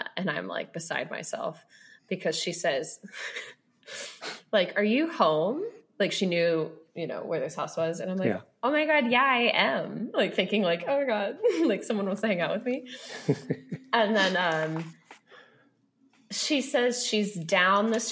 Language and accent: English; Sonoma, California, United States; I had to transition to public high school. Which I was happy to do. Like I hated Catholic school. And plus it's also the only high school in Sonoma